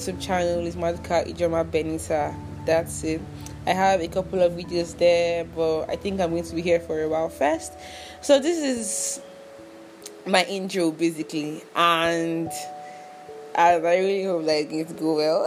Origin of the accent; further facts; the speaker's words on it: Anambra, Nigeria; I'm from Anambra State.